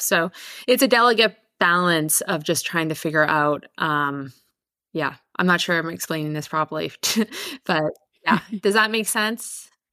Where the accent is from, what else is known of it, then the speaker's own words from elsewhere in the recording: Victoria, British Columbia, Canada; I'm from Canada. I grew up on Victor- in Victoria on Vancouver Island